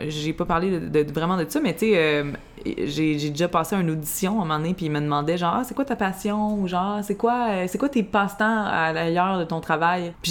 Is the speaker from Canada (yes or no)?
yes; Montreal, Quebec, Canada; born, à Montréal, dans Rosemont.